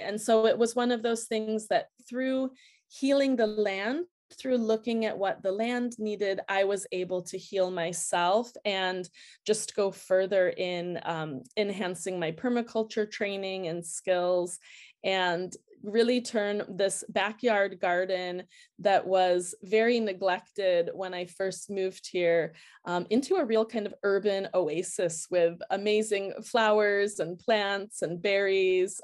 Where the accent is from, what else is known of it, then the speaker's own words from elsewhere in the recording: outside of Chicago, Illinois, United States; moved away as an adult; also born or lived in Anchorage, Alaska; now in Switzerland; growing up outside of Chicago